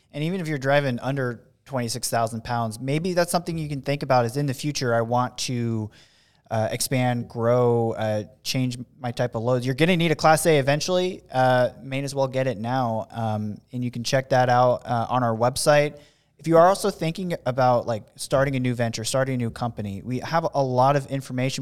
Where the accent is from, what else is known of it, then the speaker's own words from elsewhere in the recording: West Coast, United States; I'm from the West Coast